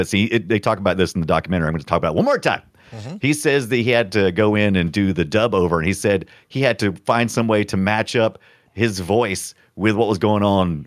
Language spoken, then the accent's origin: English; South Carolina, United States; I really grew up in a very, people think of South Carolina, they think of a bunch of white rednecks. But I'm telling you, we was real diverse